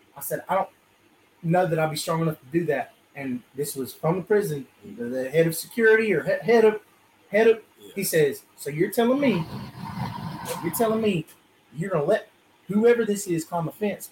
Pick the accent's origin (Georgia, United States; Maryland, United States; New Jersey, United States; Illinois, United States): Georgia, United States; South; where we are down here in South Georgia, now where I'm from, I'm from, uh, I'm I'm from Edwards County